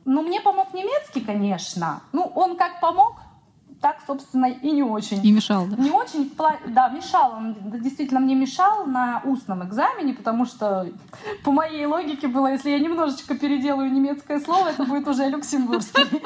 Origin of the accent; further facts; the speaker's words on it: Siberia, Russia; moved away as an adult; also born or lived in Irkutsk; now in Luxembourg; я сибирячка, мне нужен снег